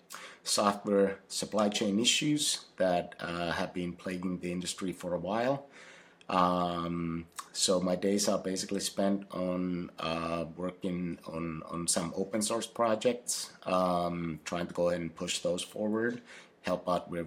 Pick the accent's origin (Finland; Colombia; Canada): Finland; English is a second language; now in Seattle, United States; I grew up in Finland